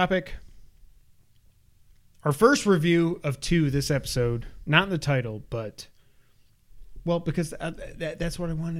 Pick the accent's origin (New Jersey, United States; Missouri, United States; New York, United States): New York, United States; We're from New York. I don't care.